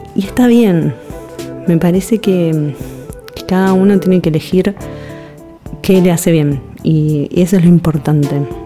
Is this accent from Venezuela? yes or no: no; Buenos Aires, Argentina; soy ilustradora de Buenos Aires, Argentina